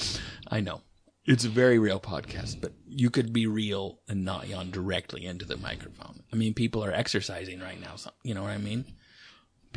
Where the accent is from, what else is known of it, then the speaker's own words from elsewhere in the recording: Washington, United States; I was raised in Washington State